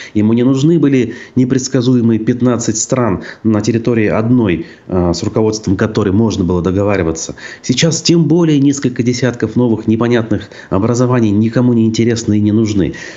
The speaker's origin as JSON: {"language": "Russian", "area": "Tyumen Oblast", "region": "Khanty-Mansi Autonomous Okrug", "country": "Russia", "tie": "born or raised there", "moved": "yes", "said": "в детстве я рос э, в Хандамасийском округе Тюменской области"}